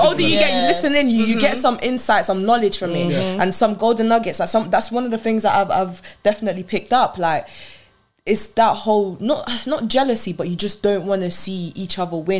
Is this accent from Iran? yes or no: no; Nigeria; when it comes to being Nigerian, I scream it from the top of my lungs.